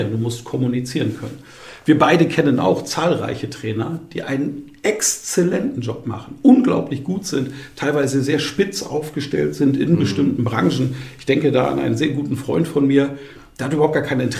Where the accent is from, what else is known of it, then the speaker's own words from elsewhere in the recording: Bamberg, Bavaria, Germany; Ich moderiere seit vielen Jahren Volksfeste in, in Bamberg, in meiner Heimatstadt